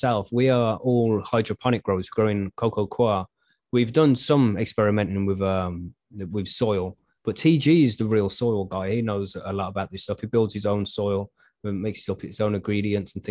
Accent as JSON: {"language": "English", "country": "United Kingdom", "said": "I'm from the UK"}